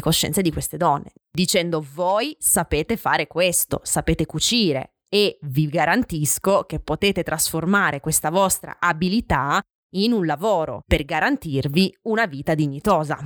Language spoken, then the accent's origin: Italian; Francavilla Fontana, Apulia, Italy; del mio paese, Franca Villafontana